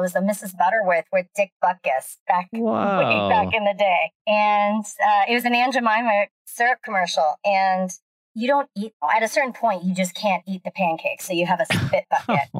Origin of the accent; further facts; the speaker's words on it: Redondo Beach, California, United States; Born and raised Redondo.